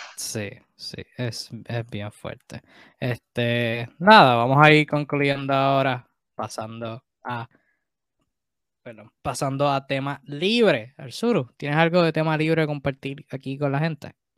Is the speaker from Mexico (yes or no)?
no; Puerto Rico; como puertorriqueño, como latino